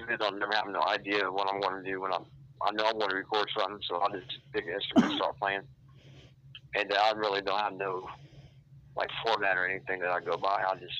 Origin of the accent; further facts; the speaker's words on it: Piqua, Ohio, United States; I grew up in Piqua, Ohio. It's a little city or a little town close to Dayton, Ohio.